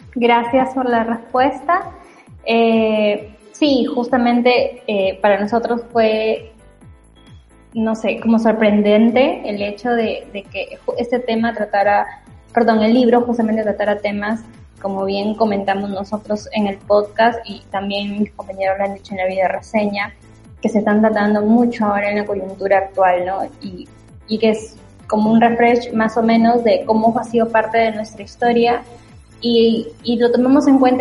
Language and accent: Spanish; Chiclayo, Lambayeque, Peru; now in Lima, Peru; ya no soy de Chiclayo